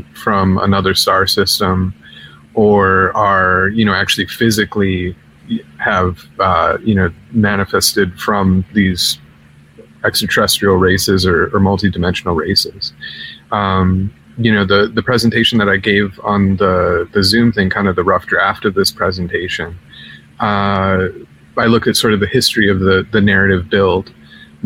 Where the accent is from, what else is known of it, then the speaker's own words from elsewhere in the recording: Chicago, Illinois, United States; I'm from Chicago